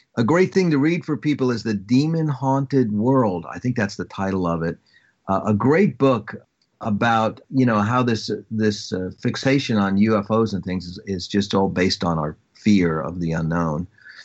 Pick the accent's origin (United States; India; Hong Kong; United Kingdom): United States; Long Island, New York; Well, I am from Long Island, and, you know, for most parts of the country, it's another planet.